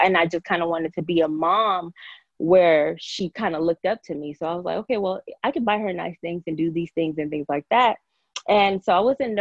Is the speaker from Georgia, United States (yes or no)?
yes; Georgia, United States; also born or lived in Nigeria; I came here when I was seven or eight years old. And I pretty much grew up a Georgia girl